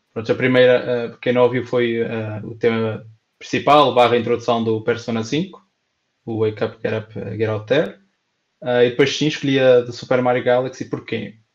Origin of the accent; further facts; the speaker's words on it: Pampilhosa, Portugal; 92.6 da Pampilhosa, que é a minha terra